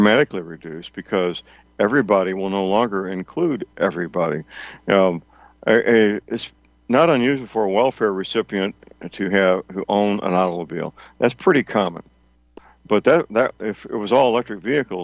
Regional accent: St. Louis, Missouri, United States; I'm old enough to remember when my hometown, St. Louis, was still a thriving city of 1 million men, women, and children

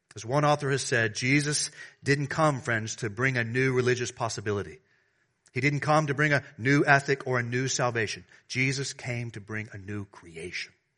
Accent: the South, United States; now in Washington, D.C., United States; I'm from the South.

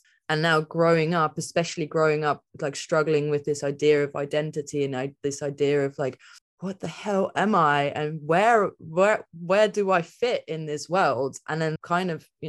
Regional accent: England, United Kingdom; So for me, there's like the village that I grew up in England.

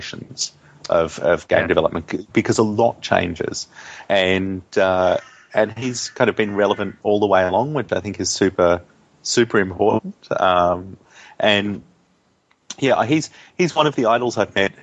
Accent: Australia; as a boy growing up in Australia and in country Australia too, which is pretty isolated from the rest of the world.

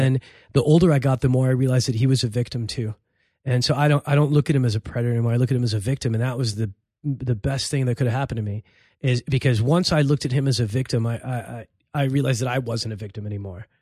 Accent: Los Angeles, California, United States; also born or lived in Cairo, Egypt; grew up in East L A in a very Mexican neighborhood

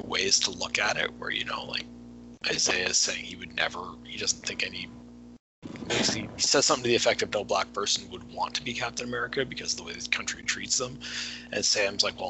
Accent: Canada; I'm Canadian

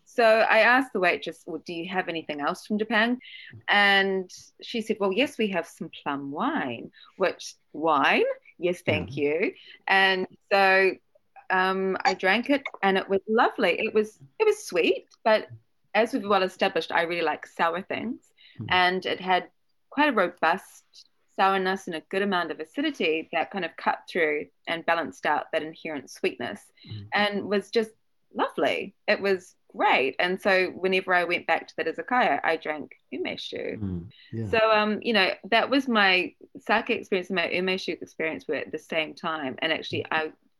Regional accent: New Zealand; I'm from New Zealand

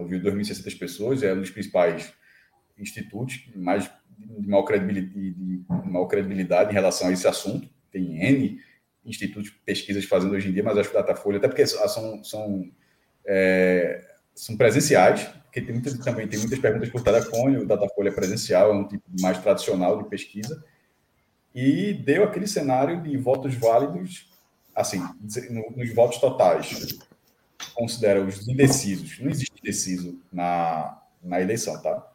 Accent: Olinda, Pernambuco, Brazil; na minha infância, em, em Olinda

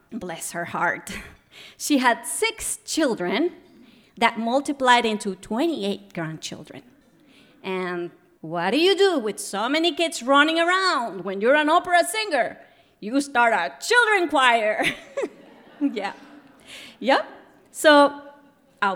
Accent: Guatemala; I was a little kid growing up in Guatemala

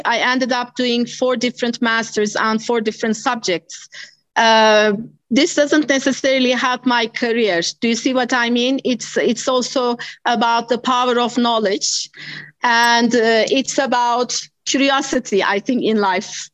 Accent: Istanbul, Turkey; moved away as an adult; also born or lived in United States; now in South Africa; I was born in Istanbul.

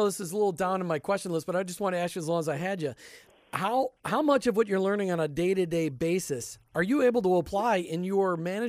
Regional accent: Minnesota, United States; now in Florida, United States; I live in Florida now where everybody is freakishly excited about college football. And they say, …, what about you? Who do you root for? I'm like, I grew up in Minnesota.

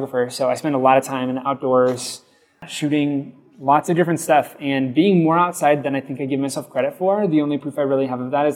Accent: Lincoln, Nebraska, United States; born and raised in Nebraska, and I love it through and through

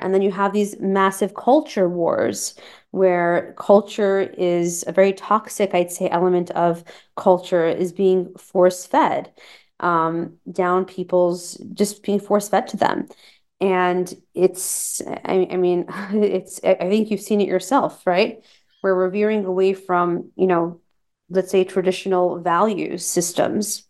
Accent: United States; I'm American, you know, of Persian, Iranian origin. The parents were born there

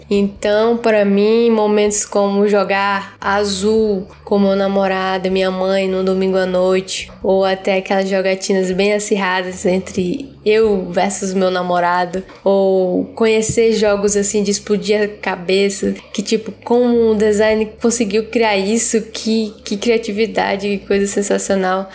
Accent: Rio Branco, Acre, Brazil; eu sou da cidade de Rio Branco, no estado do Acre.

